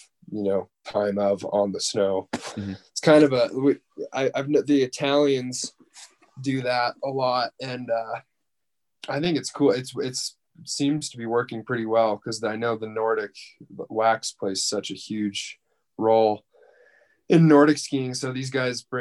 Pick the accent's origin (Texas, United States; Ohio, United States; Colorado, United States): Colorado, United States; also born or lived in Bradford, Pennsylvania / Buffalo, New York; Grew up there. We moved out of there when I was super young. Came to Colorado and I started fourth grade here. So I've been here the majority of my life